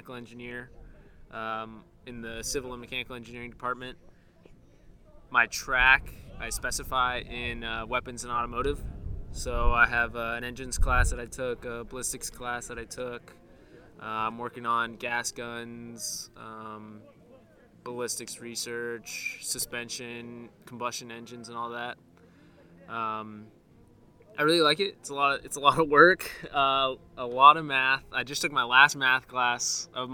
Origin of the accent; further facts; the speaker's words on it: Panama City Beach, Florida, United States; moved away as an adult; now in West Point, United States; I'm from Panama City Beach, Florida. North Florida, South Alabama